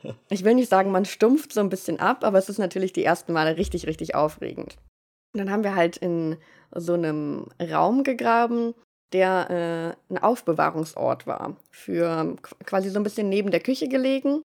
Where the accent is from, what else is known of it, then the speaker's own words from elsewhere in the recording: Germany; moved away as an adult; also born or lived in Münster; now in Vienna, Austria; dass ich Deutsche bin